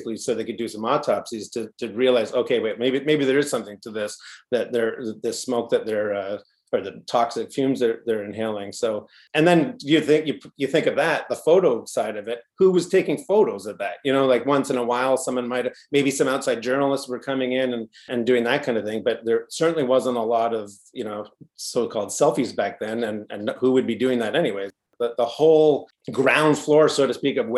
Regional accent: Canada; we're Canadian filmmakers

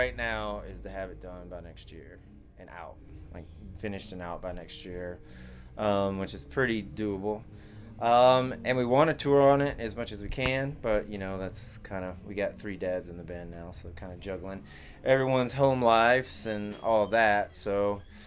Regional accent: Nashville, Tennessee, United States; moved away; I'm originally from Nashville

